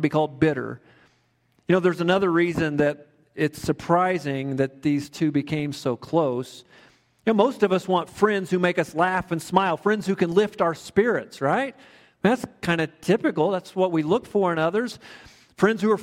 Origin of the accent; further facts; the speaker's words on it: Kansas, United States; now in Woodland Park, United States; I grew up in Kansas, a small town similar to Woodland Park in many respects